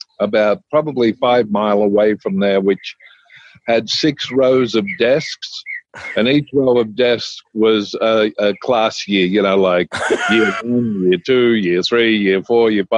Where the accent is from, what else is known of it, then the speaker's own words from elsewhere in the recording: Australia; moved away; I grew up in a little country town in Australia. I grew up with my grandfather on his farm